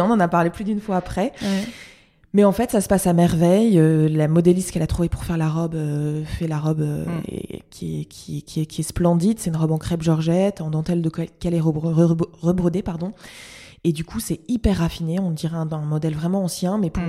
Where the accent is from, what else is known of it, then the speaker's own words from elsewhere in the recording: Lille, Hauts-de-France, France; je suis lilloise